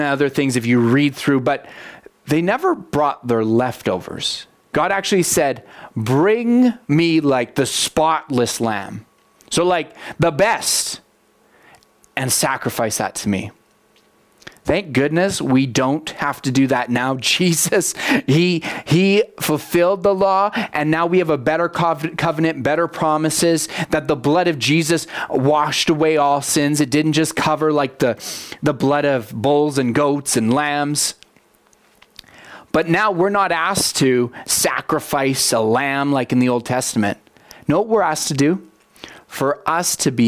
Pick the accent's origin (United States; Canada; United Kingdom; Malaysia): Canada; I love being a Canadian. Like, there's so many things I'm proud of about being a Canadian